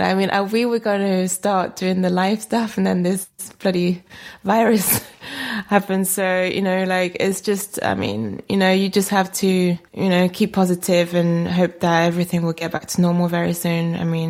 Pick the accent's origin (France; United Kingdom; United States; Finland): France; moved away; I'm actually French. I was born in France, so I'm French, but I've been here most of my life.